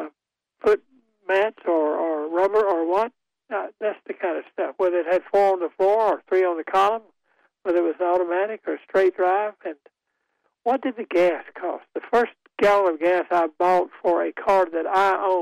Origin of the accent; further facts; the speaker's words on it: Goldsboro, North Carolina, United States; I grew up in Goldsboro